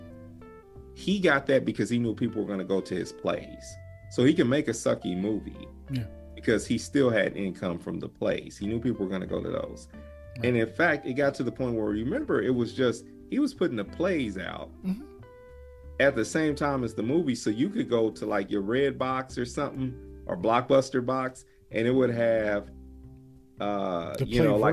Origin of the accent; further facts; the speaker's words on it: Midwest South, United States; I grew up in the Midwest South kind of area